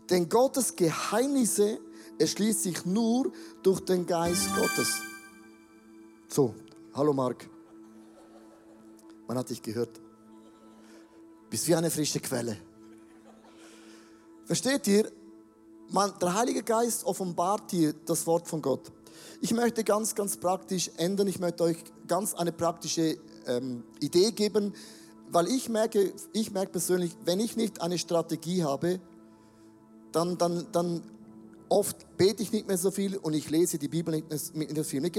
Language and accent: German; Switzerland; Ja, ich bin auch ein Schweizer.